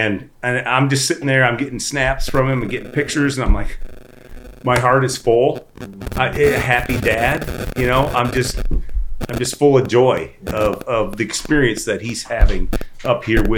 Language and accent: English; Northwest Iowa, United States; We're all from the Northwest Iowa.